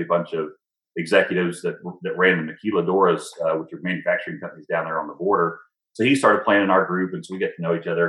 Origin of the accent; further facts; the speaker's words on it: Texas, United States; moved away as an adult; also born or lived in North Carolina; I'm from Texas, which is halfway across the country